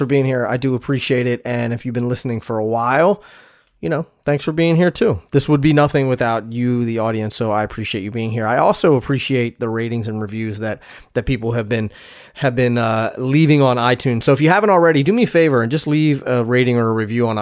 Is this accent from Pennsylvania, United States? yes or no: yes; West Chester, Pennsylvania, United States; my hometown in Westchester, Pennsylvania